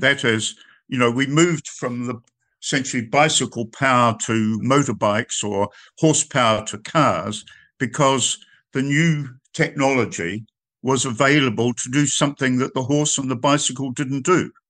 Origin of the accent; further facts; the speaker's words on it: New Zealand; I come from New Zealand